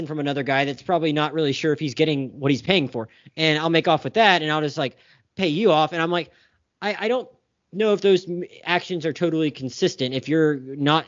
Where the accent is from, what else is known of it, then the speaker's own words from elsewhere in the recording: the South, United States; I'm from the South. I'm a Southerner who identifies more as a Northerner